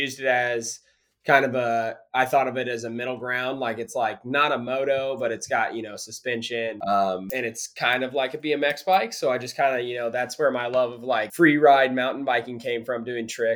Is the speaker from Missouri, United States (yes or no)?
yes; Springfield, Missouri, United States; I'm originally from Springfield, but a lot of my family lived out there